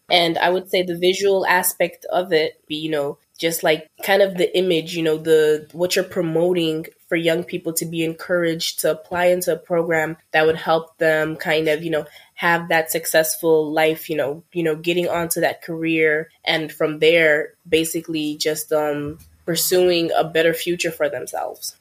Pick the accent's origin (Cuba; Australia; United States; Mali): Mali; moved away; I'm originally from Mali, which is in West Africa.